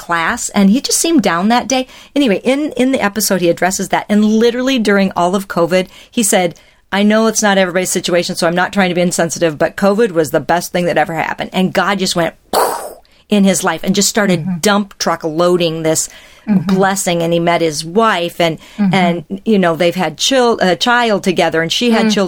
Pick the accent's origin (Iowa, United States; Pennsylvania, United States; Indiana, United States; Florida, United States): Iowa, United States; Ames; now in Wisconsin, United States; I am from Ames, Iowa. My father was a professor at Iowa State.